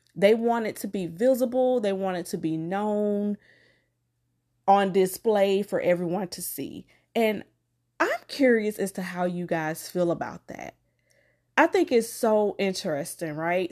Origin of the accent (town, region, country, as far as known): Macon, Georgia, United States; born or raised there